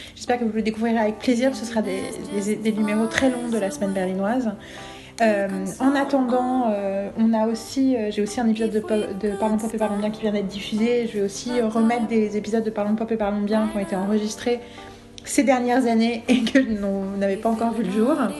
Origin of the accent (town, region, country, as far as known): France